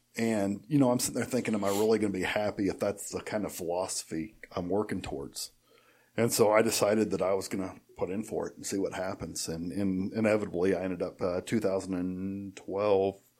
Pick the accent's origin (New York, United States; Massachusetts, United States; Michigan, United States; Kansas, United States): Kansas, United States; Ellsworth; also born or lived in Sterling, Kansas; I grew up in Ellsworth